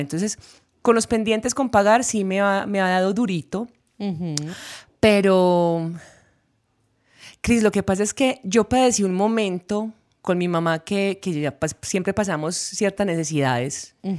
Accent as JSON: {"language": "Spanish", "town": "Urrao", "region": "Antioquia", "country": "Colombia", "tie": "born or raised there", "moved": "yes", "said": "en mi pueblo no se veía eso"}